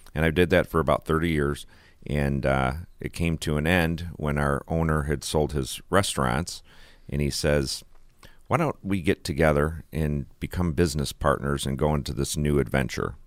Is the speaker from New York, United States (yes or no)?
yes; Olean, New York, United States; I am from Olean